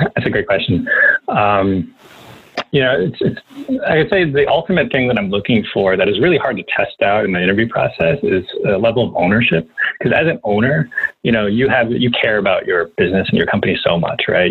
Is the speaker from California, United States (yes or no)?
no; New York, United States; I'm from New York